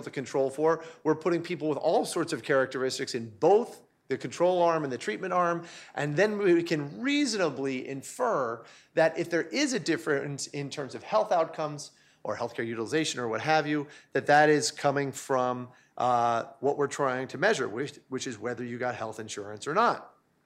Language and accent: English; New York, United States; also born or lived in Charlottesville, Virginia; I'm from New York. I spent more time there as a child than I spent in Charlottesville.